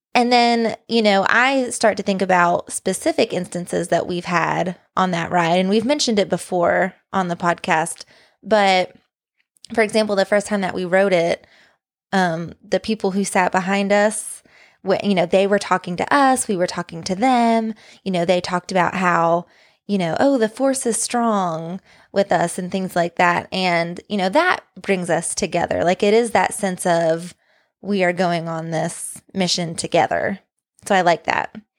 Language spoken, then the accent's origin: English; Tennessee, United States; accent: Southern; moved away as an adult; when we lived in Tennessee